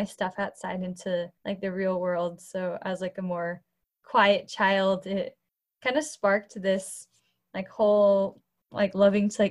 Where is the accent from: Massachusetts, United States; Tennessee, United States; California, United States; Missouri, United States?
California, United States; Cupertino; also born or lived in Boston; I'm in my home in Cupertino. It's where I grew up.